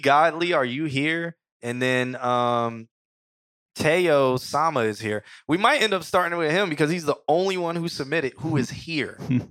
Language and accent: English; York, Pennsylvania, United States; I'm from York, Pennsylvania. Oh, okay. 2 hours from Philly.